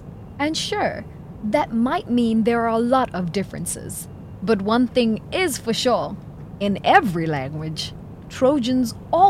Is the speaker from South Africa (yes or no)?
yes; South Africa; moved away; from South Africa.